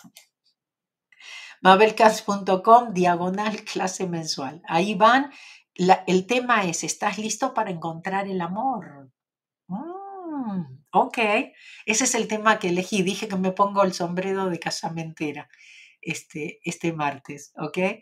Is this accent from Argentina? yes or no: yes; Argentina; accent: Argentine; con mi acento